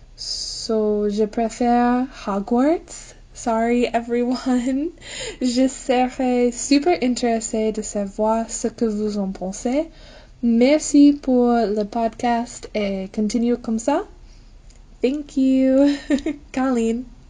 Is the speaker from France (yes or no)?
no; United States; French is a second language; je viens des États-Unis